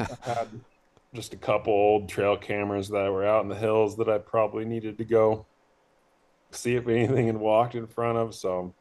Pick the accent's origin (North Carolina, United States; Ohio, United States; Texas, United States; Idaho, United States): Idaho, United States; Coeur d'Alene; moved away as an adult; also born or lived in Bozeman, Montana / Missoula, Montana; I grew up in North Idaho, Coeur d'Alene, Post Falls area